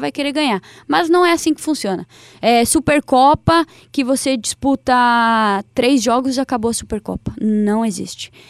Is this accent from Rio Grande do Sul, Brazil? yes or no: no; interior of Santa Catarina, Brazil; Eu sou do interior de Santa Catarina